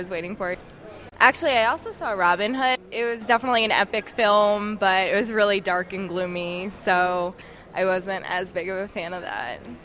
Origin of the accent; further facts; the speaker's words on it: New York, United States; I'm from New York